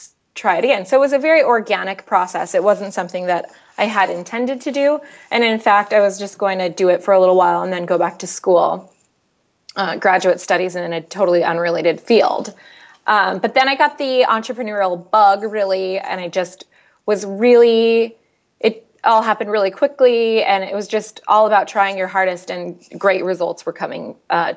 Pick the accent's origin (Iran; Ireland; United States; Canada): United States; Seattle, Washington; I'm from Seattle. I've lived here. I live in South Lake Union